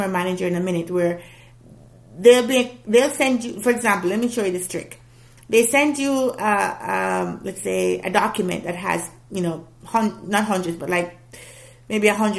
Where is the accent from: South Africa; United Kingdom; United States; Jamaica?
Jamaica; I'm not black American, I'm a Jamaican